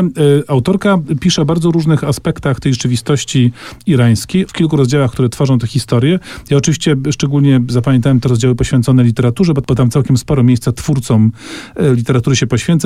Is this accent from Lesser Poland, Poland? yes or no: yes; Kraków, Lesser Poland, Poland; my z Krakowa